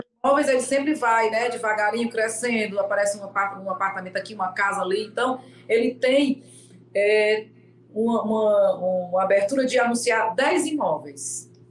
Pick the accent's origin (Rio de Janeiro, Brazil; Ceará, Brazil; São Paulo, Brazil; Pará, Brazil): Ceará, Brazil; Fortaleza; eu sou aqui de Fortaleza